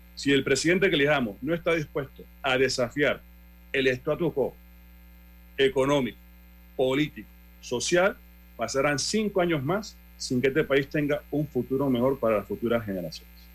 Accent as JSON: {"language": "Spanish", "country": "Panama", "said": "nosotros como panameños"}